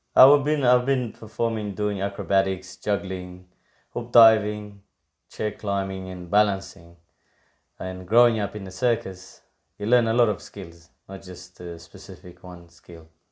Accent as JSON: {"language": "English", "region": "Victoria", "country": "Australia", "tie": "born or raised there", "said": "I grew up watching it in Victoria."}